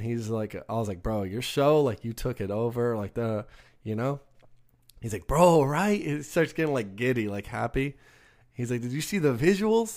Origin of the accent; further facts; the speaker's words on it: Texas, United States; we're from Texas